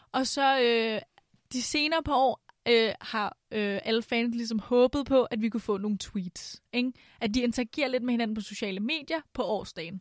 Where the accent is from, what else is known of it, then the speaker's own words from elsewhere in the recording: Vestegnen, Capital Region of Denmark, Denmark; jeg er fra Vestegnen